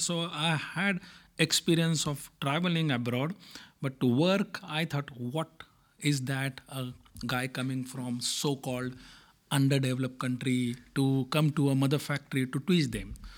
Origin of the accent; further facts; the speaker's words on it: India; moved away; I come from India